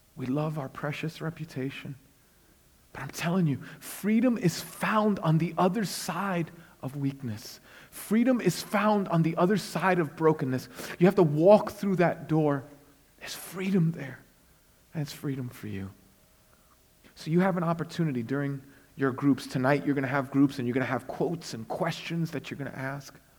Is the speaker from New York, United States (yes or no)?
yes; New York City, New York, United States; I was born and raised in Brooklyn, but I'm also a missionary to Brooklyn.